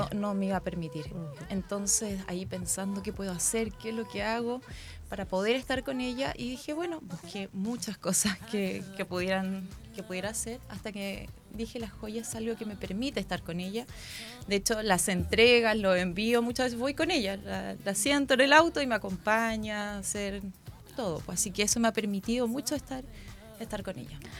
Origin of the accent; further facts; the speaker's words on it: Valparaíso, Chile; moved away as an adult; now in Concepción, Chile; soy de Valparaíso, así que soy porteña